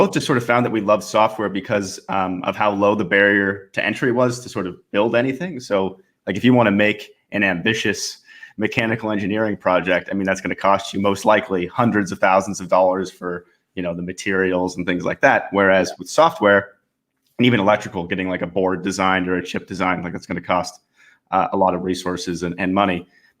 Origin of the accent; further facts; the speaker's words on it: Portland, Oregon, United States; born there; also born or lived in British Columbia; So yeah, I was born in the States, actually. So I was born in Oregon, in Portland, Oregon, and moved around a bit as I grew up.